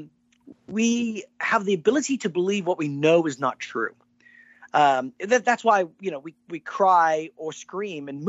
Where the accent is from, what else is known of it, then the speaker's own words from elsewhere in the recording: East Texas, United States; growing up in East Texas